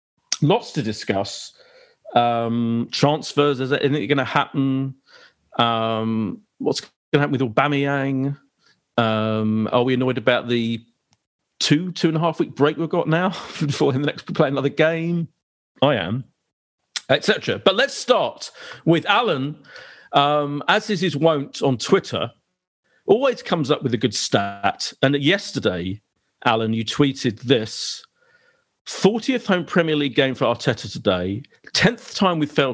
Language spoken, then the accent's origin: English; Essex, East of England, United Kingdom; I am from Essex